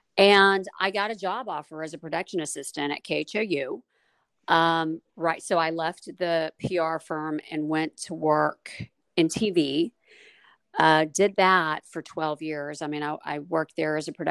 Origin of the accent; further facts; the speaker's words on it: Austin, Texas, United States; also born or lived in Houston / El Paso / Bryan, Texas; I grew up in Austin and went to Elgin High School